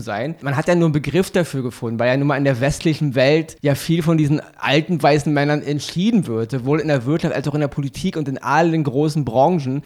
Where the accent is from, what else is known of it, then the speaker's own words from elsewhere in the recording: Germany; bei uns in Deutschland